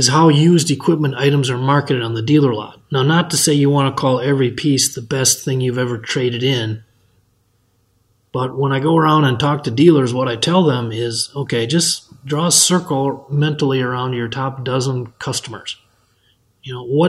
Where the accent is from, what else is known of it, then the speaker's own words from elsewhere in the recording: Benson, Minnesota, United States; from my hometown of Benson, Minnesota